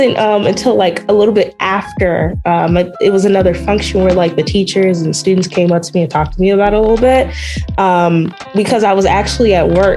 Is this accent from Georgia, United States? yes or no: no; South Suburbs of Chicago, Illinois, United States; moved away as an adult; now in Chicago, United States; I'm originally from the South Suburbs